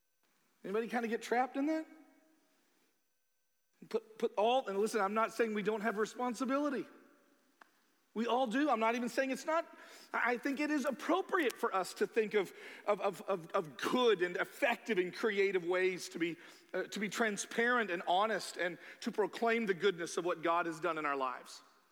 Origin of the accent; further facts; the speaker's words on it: Iowa, United States; born there; am I saying Merry Christmas because I was born in Iowa